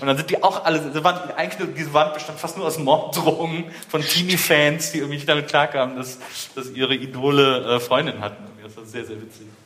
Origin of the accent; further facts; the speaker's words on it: Wesseling, North Rhine-Westphalia, Germany; ich bin ja da im Kölner Raum aufgewachsen